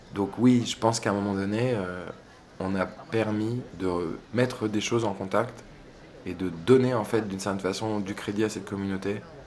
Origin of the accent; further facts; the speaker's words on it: village near Sète, Occitania, France; on est originaire de Rougen, qui est un village à côté de Sète